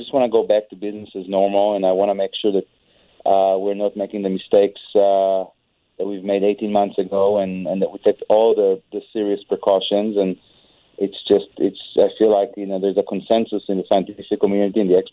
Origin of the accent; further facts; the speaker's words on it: Israel; moved away; I'm an immigrant, and I see what the kind of things that are happening in my home country of Israel